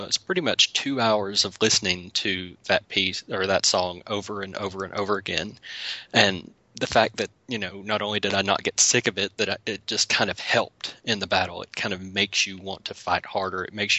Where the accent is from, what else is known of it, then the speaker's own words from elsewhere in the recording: the South, United States; accent: southern; me and my southern accent didn't butcher that name